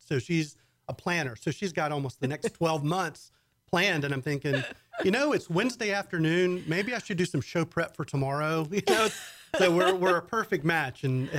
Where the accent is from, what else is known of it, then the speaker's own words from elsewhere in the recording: South Carolina, United States; moved away as an adult; also born or lived in Atlanta / Austin; now in Texas, United States; I grew up in South Carolina. And I went to the University of South Carolina.